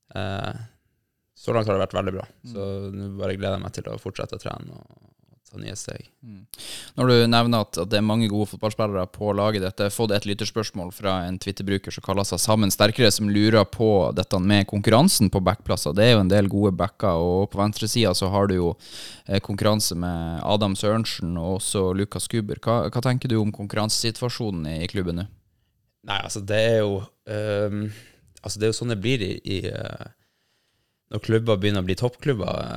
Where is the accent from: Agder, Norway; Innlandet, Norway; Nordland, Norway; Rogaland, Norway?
Nordland, Norway; Bodø; jeg tror jeg bare trente fire-fem ganger eh, hjemme i Bodø